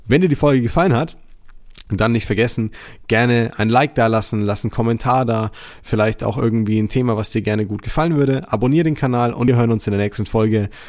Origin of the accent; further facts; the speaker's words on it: Germany; bei uns in Deutschland